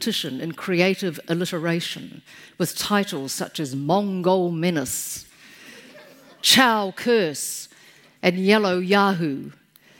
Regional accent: Taihape, Manawatū-Whanganui, New Zealand; in 1949, I was born in Taihape

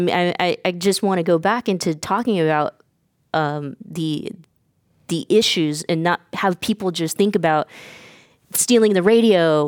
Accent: Stockton, California, United States; I grew up in Stockton, California

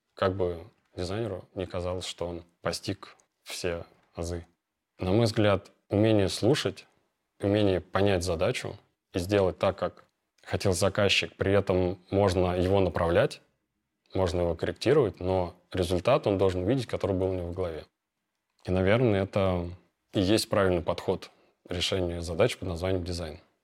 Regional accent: Moscow, Russia; Родился я в Москве, окончил лицей с красным дипломом по радиоэлектронике

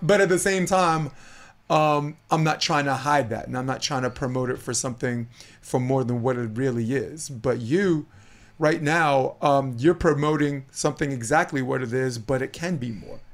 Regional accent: Brooklyn, New York, United States; now in California, United States; I'm a kid from Brooklyn

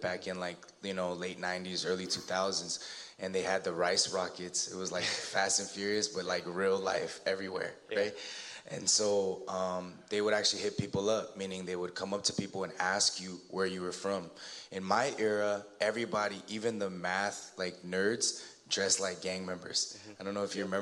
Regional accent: Alhambra, California, United States; I grew up in the San Gabriel Valley

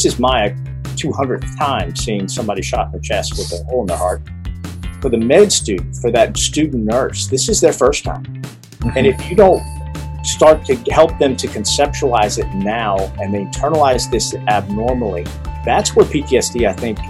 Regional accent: South Texas, United States; moved away as an adult; also born or lived in Virginia; But I grew up in South Texas. Left South Texas for a military college called Virginia Military Institute back in 1996

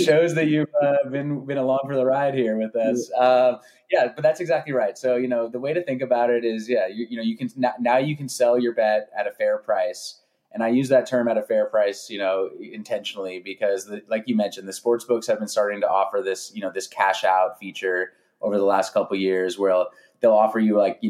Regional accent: San Francisco Bay Area, California, United States; moved away as an adult; now in Los Angeles, United States; I grew up in California, grew up in the San Francisco Bay Area.

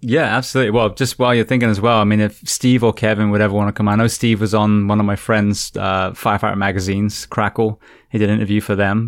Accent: England, United Kingdom; also born or lived in California; now in Florida, United States; I'm from England. I'm from a cold, wet

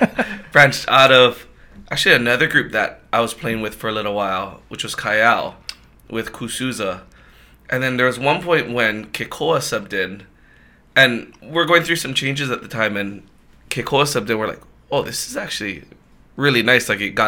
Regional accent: Aiea, Hawaii, United States; So I grew up in Aiea

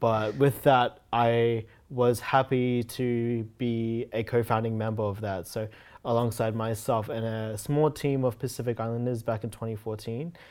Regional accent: Brisbane, Queensland, Australia; also born or lived in Canada; not being born in Australia, but then being raised in Australia

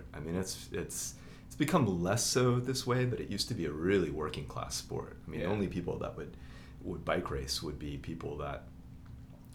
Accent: Oklahoma City, Oklahoma, United States; also born or lived in France / California; I'm from here, Oklahoma City.

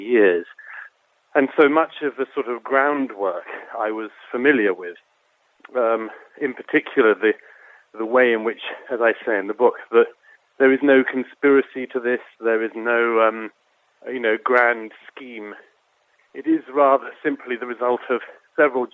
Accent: United Kingdom; I'm from Britain, as you can tell

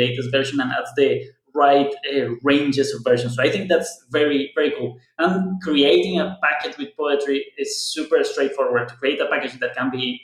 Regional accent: Colombia; now in Berlin, Germany; I'm a software developer at Explosion in Berlin, Germany, but I'm actually from Colombia. That's why the accent.

